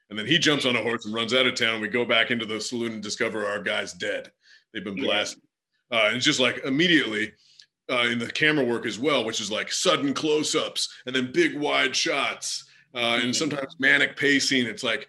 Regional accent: Oregon, United States; I grew up out West in Oregon.

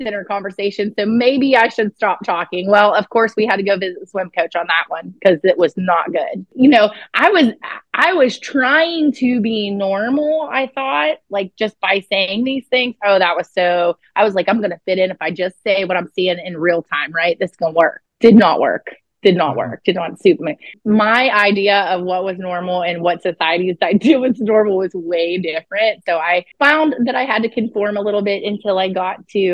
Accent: outside of Pittsburgh, southwestern Pennsylvania, United States; southwestern Pennsylvania. So okay, right outside of Pittsburgh. Mm-hmm, yeah, about 40 minutes outside of Pittsburgh

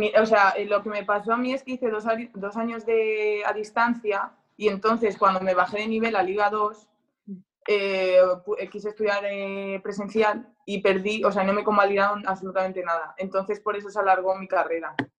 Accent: Spain; moved away as an adult; now in France; los raros somos los españoles

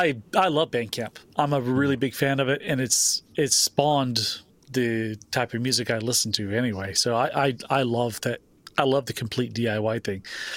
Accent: Deep South, United States; moved away; I'm from the Deep South in the States. I'm from the Deep South originally

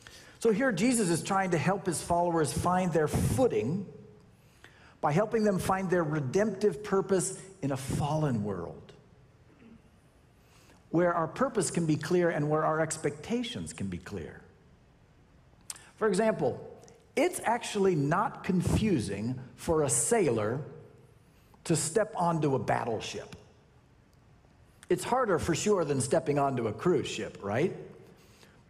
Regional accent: Sacramento, California, United States; I grew up in Sacramento

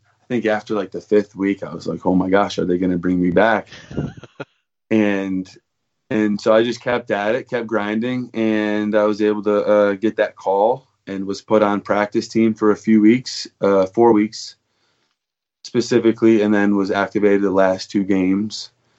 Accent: Novi, Michigan, United States; which is about 20 minutes outside of Detroit. And I grew up there. I went to high school there, public school, Novi High School.

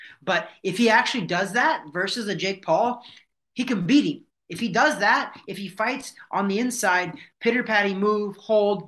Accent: Midwest, United States; when I was growing up in the Midwest, we didn't make a lot of money

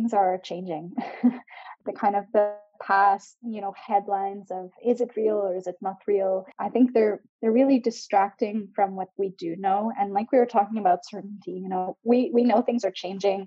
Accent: Canada; I'm from Canada where our whole western coast lights on fire

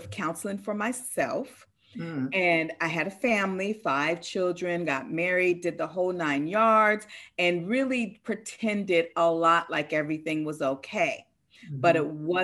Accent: Seattle, Washington, United States; I'm from Seattle, one of the number one suicide cities in the US

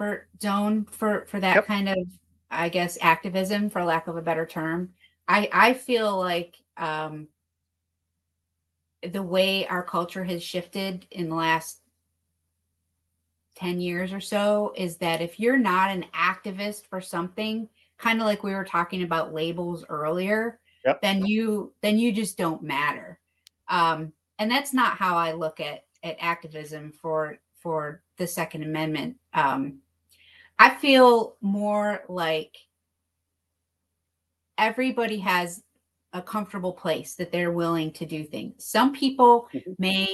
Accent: New York, United States; I've seen it happen in my home state

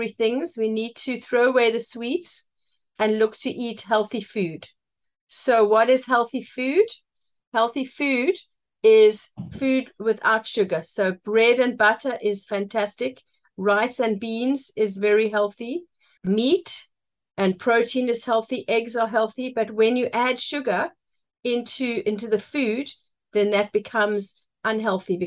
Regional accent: Cape Town, Western Cape, South Africa; moved away as an adult; now in London, United Kingdom; I was born in Cape Town and I went to school in Cape Town and now I live in London

